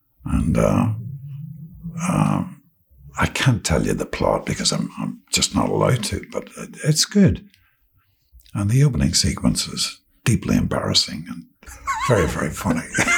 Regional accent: Ireland; Yeah, I know we're Irish, so it's like you may not see each other for 4 years

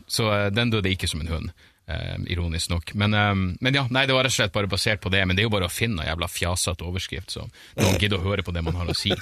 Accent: Narvik, Nordland, Norway; jeg er fra Narvik

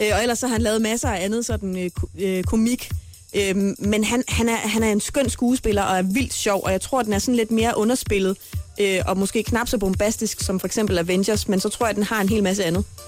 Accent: Horsens, Central Denmark Region, Denmark; moved away as an adult; now in Copenhagen, Denmark; min fødeby Horsens

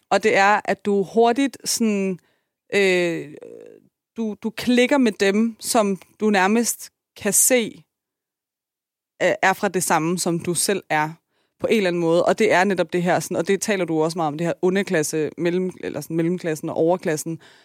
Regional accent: Denmark; jeg kommer fra Tostrup med en enlig mor

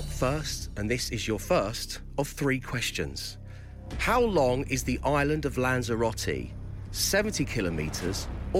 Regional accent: United Kingdom; I'm so British. I'm so embarrassed.

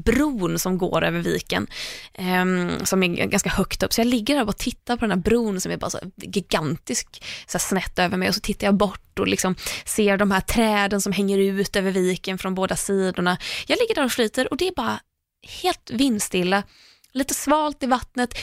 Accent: Tahult, Västra Götaland, Sweden; moved away as an adult; now in Stockholm, Sweden; där jag är uppvuxen, eller det enda stället jag har bott på innan jag bodde i Stockholm är ganska långt ifrån vatten. Så att just att åka och nattbada skulle aldrig hända i Tahult

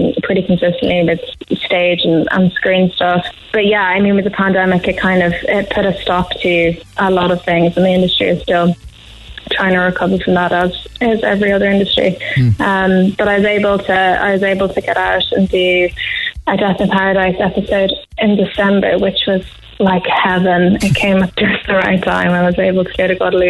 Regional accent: Schull, Munster, Ireland; moved away as an adult; now in London, United Kingdom; I grew up in West Cork in Skull and into Manway as well for a bit. But I've been living in London for like 9 years.

